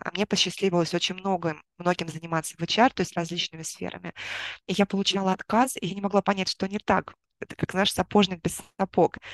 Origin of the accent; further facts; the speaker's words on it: Moscow, Russia; moved away as an adult; now in Vietnam; я из Москвы